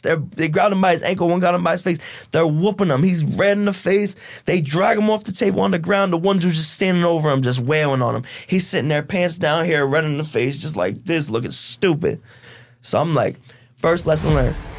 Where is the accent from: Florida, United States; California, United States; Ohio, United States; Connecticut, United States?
Connecticut, United States; Stamford; from Stanford, um, middle class Irish family